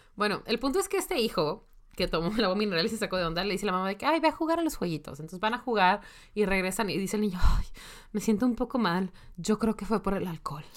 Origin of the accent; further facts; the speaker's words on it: Monterrey, Nuevo León, Mexico; si soy de Monterrey